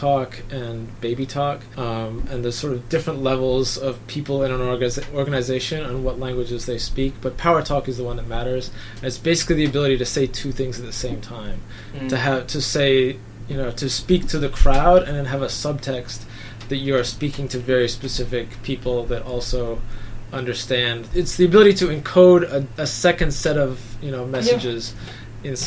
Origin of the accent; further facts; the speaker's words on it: Canada; I'm Canadian